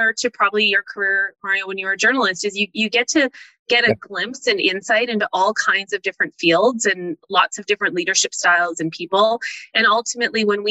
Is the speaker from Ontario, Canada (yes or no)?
no; Calgary, Alberta, Canada; also born or lived in Toronto; Born and raised in Calgary